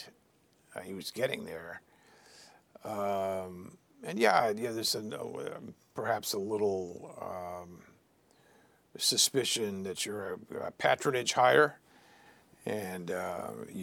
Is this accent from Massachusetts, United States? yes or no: yes; Boston, Massachusetts, United States; also born or lived in Riverside, California / Washington; I'd been growing up in Boston